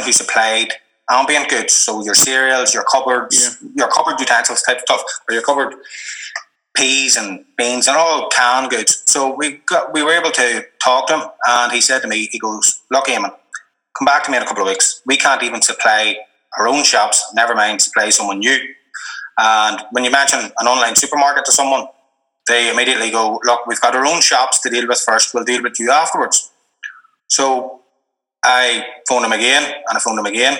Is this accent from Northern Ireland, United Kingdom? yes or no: yes; Warrenpoint, Northern Ireland, United Kingdom; I'm from Warren Point. It's a population of 7,000 people